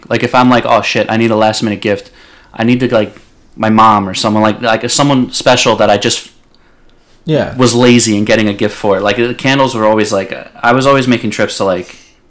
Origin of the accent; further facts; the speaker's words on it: Rockland County, New York, United States; as a kid growing up in Rockland County.